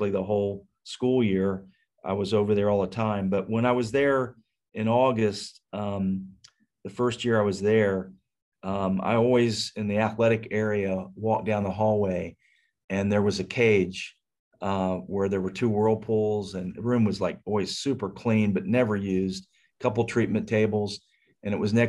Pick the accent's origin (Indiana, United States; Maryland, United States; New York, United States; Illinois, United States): Indiana, United States; Richmond; moved away as an adult; now in Tampa, United States; I'm originally from Richmond, Indiana